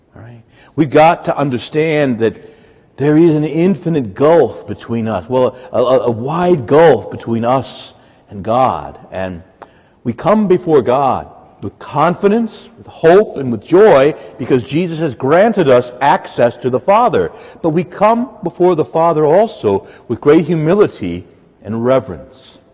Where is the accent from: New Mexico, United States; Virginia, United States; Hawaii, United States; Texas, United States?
Virginia, United States; Woodbridge; I grew up in Woodbridge, Dale City